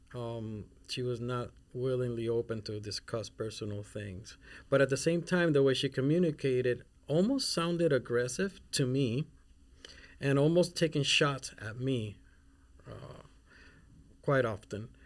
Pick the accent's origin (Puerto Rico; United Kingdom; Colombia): Puerto Rico; also born or lived in Mexico City / Spain; now in Minnesota, United States; I'm not even from here, Minnesota, I'm from Puerto Rico. And I lived in, in Mexico City in Spain, and then e, eventually grew up in Puerto Rico.